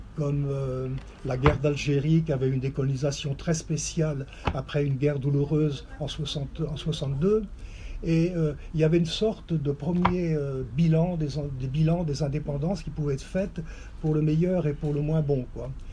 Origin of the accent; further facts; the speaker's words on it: Vendée, Pays de la Loire, France; moved away; also born or lived in Côtes-du-Nord; je suis originaire de la Vendée